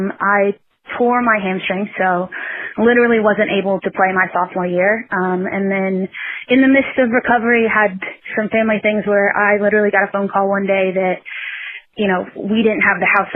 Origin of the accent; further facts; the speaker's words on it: Lexington, Kentucky, United States; now in Louisville, United States; I grew up in Lexington.